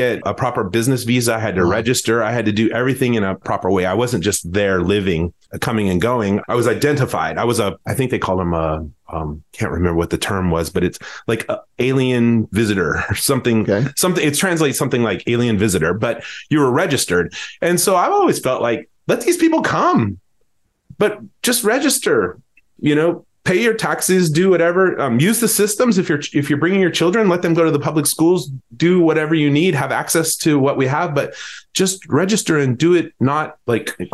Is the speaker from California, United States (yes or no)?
yes; Southern California, United States; I grew up in Southern California, going to Tijuana for fun.